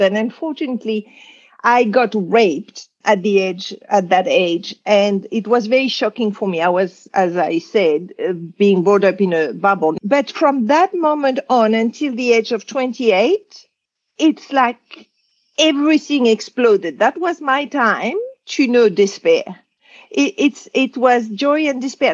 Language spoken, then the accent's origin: English; Casablanca, Casablanca-Settat, Morocco; also born or lived in Algeria; I was born in Algeria, which was at the time a French colony. And at two years old, there was a war of independence. And my father was a farmer and he had some property near Casablanca, Morocco. So they moved